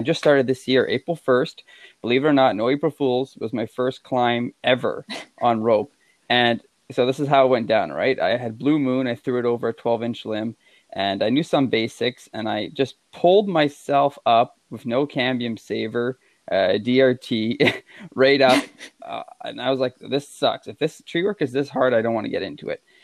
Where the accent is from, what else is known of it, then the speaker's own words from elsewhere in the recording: Quebec, Canada; I'm from Quebec and we're pretty stubborn out here, as French Canadians